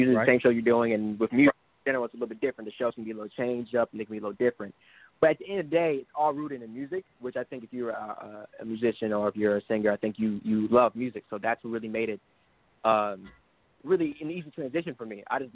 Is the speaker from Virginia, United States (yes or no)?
no; Detroit, Michigan, United States; Born and raised Detroit, Michigan.